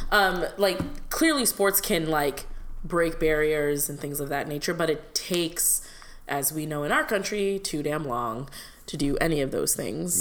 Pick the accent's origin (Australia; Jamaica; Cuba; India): India; now in United States; I grew up in India